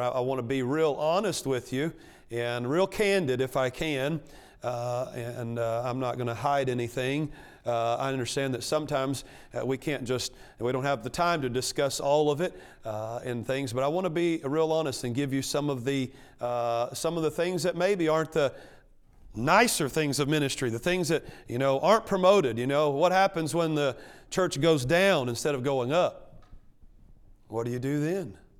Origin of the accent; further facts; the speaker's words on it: Arkansas, United States; moved away; I grew up in Arkansas. You can probably tell that by, uh, the, uh, uh, speech impediment.